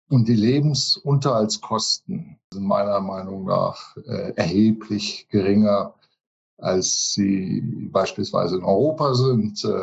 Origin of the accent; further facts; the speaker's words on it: Johannesburg, Gauteng, South Africa; Ich bin auch geboren in Johannesburg in Südafrika. Auch meine Eltern sind damals sogar separat ausgewandert. Die haben sich hier kennengelernt in Johannesburg und bin hier aufgewachsen, hier zur Schule gegangen.